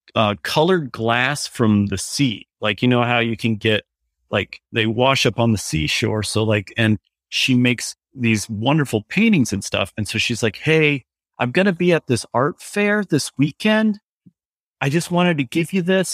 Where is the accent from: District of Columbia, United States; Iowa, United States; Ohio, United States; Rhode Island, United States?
Iowa, United States; New Hampton; moved away as an adult; now in Johnston, United States; I'm originally, I was from Northeast Iowa, was from a little town called New Hampton